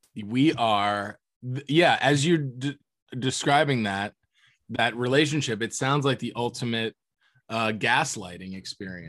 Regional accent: Florida, United States; I grew up in Florida

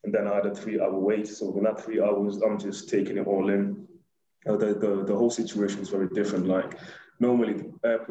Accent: Kenya; now in United Kingdom; I'm Kenyan. Well, I was born in Kenya. I was born in Kenya, rather.

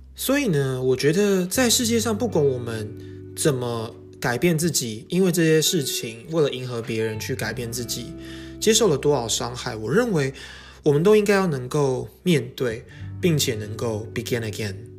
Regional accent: Taiwan; 我们台湾人叫沙，巴拉歌嘛

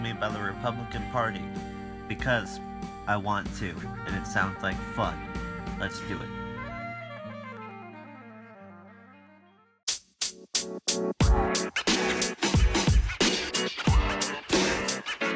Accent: Arizona, United States; my home state

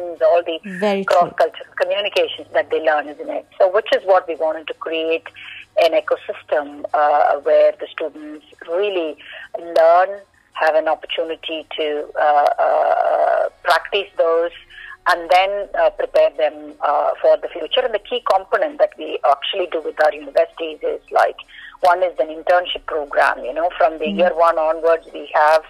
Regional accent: Kannur, Kerala, India; moved away; I come from Kerala, I come from Kannur myself

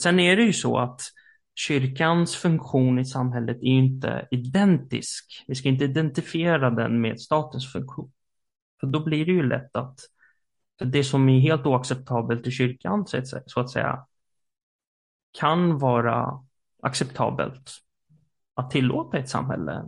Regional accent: Sweden; i Sverige som svenskar

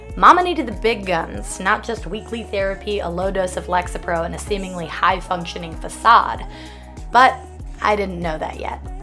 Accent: Arizona, United States; now in New York, United States; I boarded a plane home to Arizona the next day.

